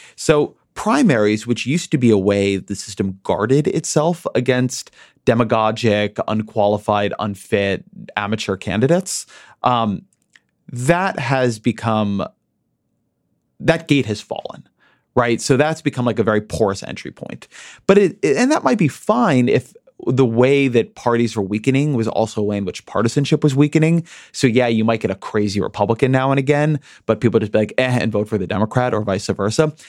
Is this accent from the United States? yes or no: yes; United States; I'm an American. Alabama's part of my country